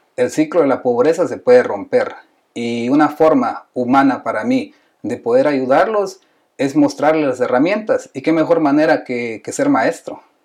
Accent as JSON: {"language": "Spanish", "country": "Guatemala", "said": "yo soy de Guatemala"}